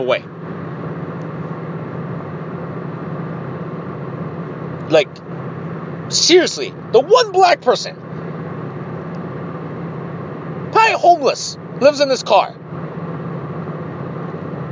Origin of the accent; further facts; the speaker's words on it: Ohio, United States; I'm from Ohio